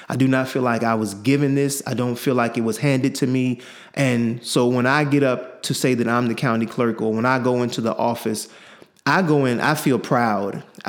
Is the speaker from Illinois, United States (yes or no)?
yes; Chicago, Illinois, United States; I grew up in Chicago, south side of Chicago, 105th in Lafayette.